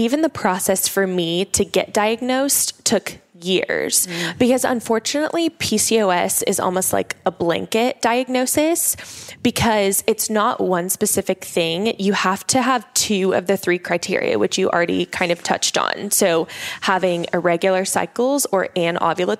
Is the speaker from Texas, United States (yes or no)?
no; Oklahoma, United States; I grew up in Oklahoma. So that's where I'm originally from